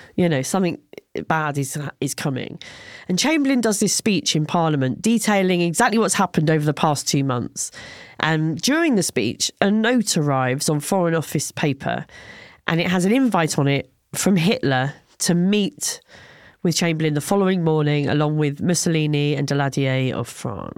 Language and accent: English; England, United Kingdom; I said I was from England